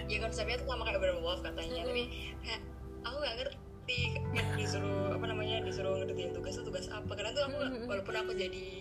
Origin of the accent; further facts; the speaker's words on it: Pare, East Java, Indonesia; aku tuh asalnya Pare mm-hmm. Pare Kediri Jawa Timur buat yang mungkin belum tahu dan aku tuh asalnya kebanyakan dari Kediri